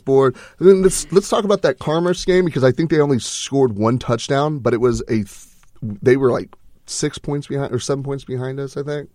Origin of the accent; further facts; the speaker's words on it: Texas, United States; We're, we're from Texas. We're Texas boys